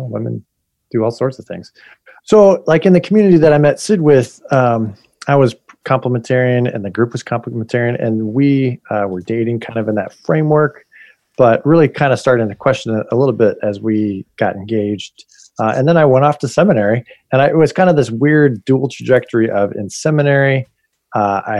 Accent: Bay Area, California, United States; I was raised in California, Bay Area

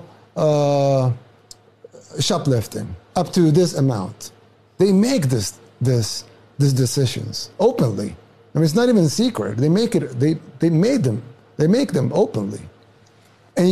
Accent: El Salvador; now in United States

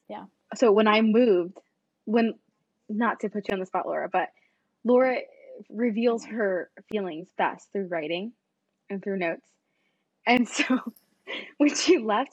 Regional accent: California, United States; I grew up in California.

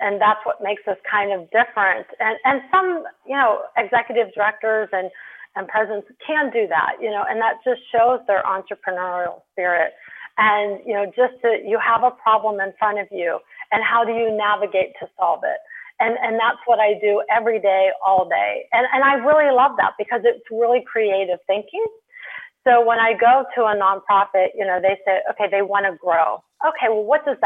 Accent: Pittsburgh, Pennsylvania, United States; moved away as an adult; also born or lived in Delaware; I was working with International Pittsburgh, which is where I'm from

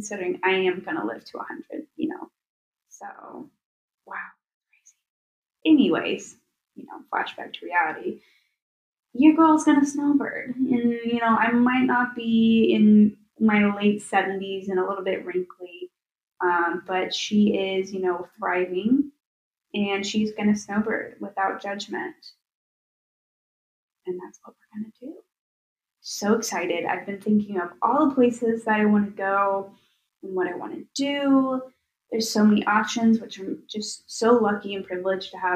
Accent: Tennessee, United States; now in Chicago, United States; I am from Tennessee

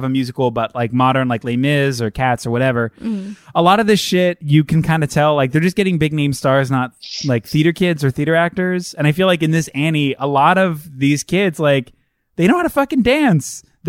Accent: New York, United States; I'm from New York and this is New York.

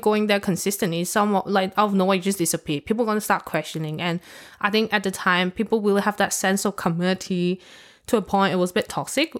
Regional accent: Hong Kong; I'm from Hong Kong

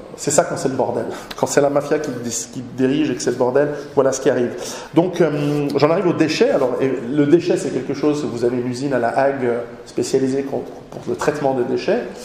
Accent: Switzerland; chez nous en Suisse

